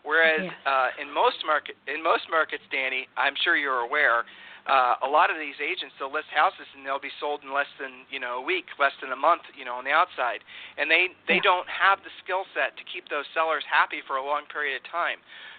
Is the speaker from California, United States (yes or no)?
no; Ohio, United States; now in Texas, United States; I'm a transplant from Ohio to Texas.